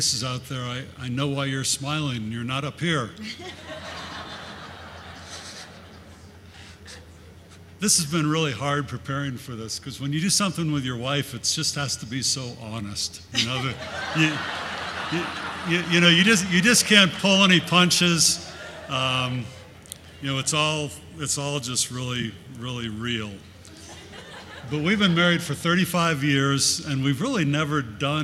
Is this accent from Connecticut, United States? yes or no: yes; Connecticut, United States; moved away as an adult; also born or lived in Australia; I was born in Connecticut, had two older sisters